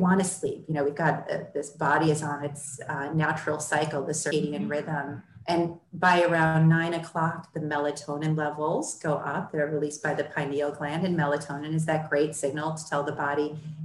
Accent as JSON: {"language": "English", "region": "Midwest", "country": "United States", "tie": "born or raised there", "said": "I grew up showing horses in the Midwest"}